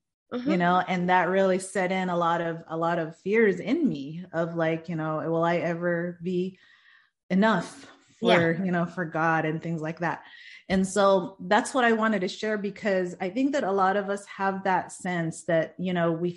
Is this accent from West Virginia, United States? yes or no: no; Stockton, California, United States; I am from Stockton, California